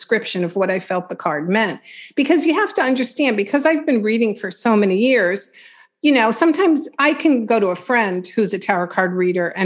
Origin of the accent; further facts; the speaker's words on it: Long Island, New York, United States; I'm from Long Island